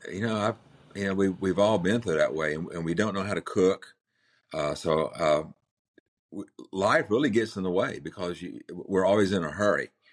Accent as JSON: {"language": "English", "town": "Manteo", "region": "North Carolina", "country": "United States", "tie": "born or raised there", "also_born_or_lived": "Chapel Hill, North Carolina", "said": "I was born in Manio, which is the Outer Banks of North Carolina"}